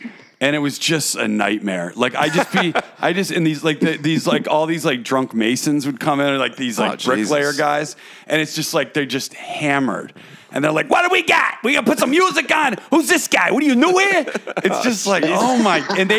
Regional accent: San Francisco, California, United States; I'm from San Francisco.

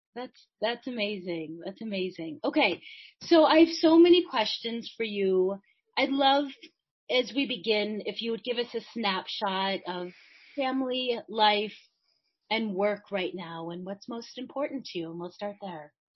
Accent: Chicago, Illinois, United States; I grew up in Chicago

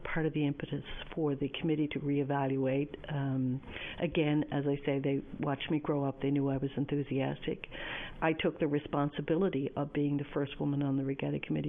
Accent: St. John's, Newfoundland and Labrador, Canada; I was born in the East End of St. John's, or born in St. John's, and grew up in the East End

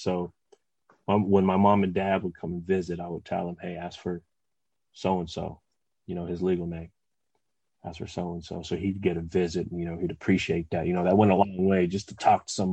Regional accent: West Covina, California, United States; I was from West Covina

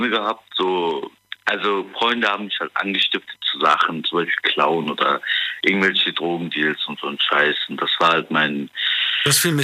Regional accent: Cologne, North Rhine-Westphalia, Germany; ich komme aus Köln. Ich bin 17 Jahre alt.

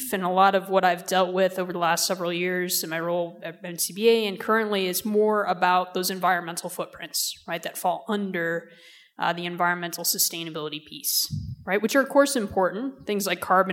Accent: upstate New York, United States; moved away; I'm also originally from upstate New York.

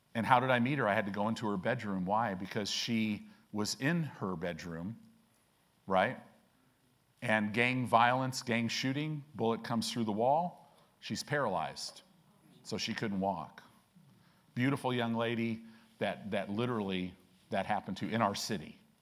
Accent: Illinois, United States; now in Omaha, United States; I grew up in Illinois

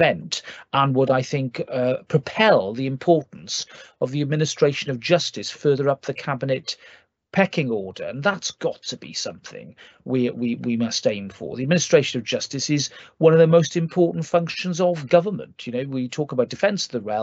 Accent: Wales, United Kingdom; as a Welshman

